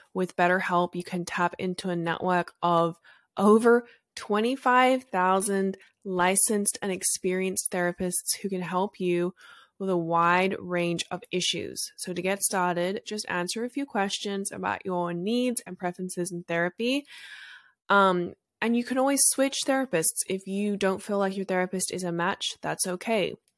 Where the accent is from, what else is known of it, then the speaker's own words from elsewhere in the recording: Australia; I'm from Australia